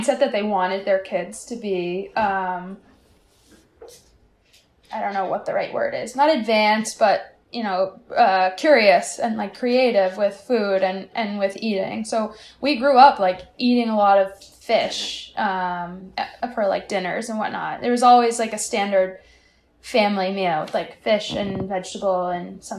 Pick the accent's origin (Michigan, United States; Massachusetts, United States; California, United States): Massachusetts, United States; also born or lived in South Boston; now in Boston, United States; I'm from Massachusetts, but I would never tell people I'm from Boston.